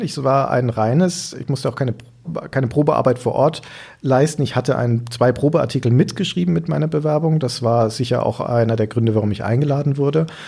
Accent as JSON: {"language": "German", "town": "Nuremberg", "region": "Bavaria", "country": "Germany", "tie": "born or raised there", "moved": "as an adult", "lives_now": "Hamburg, Germany", "said": "da ist meine Heimatstadt"}